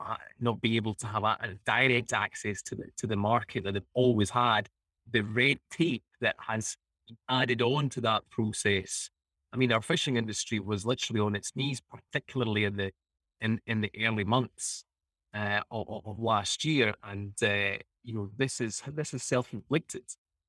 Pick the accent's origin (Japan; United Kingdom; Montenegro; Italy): Italy; born there; moved away; I was born in Italy and then I moved here in the 90s.